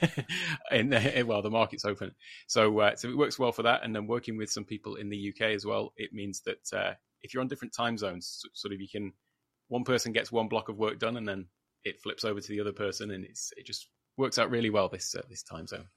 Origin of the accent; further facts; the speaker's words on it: United Kingdom; moved away as an adult; now in Thailand; from the U K originally, in case anybody hadn't gathered that from my accent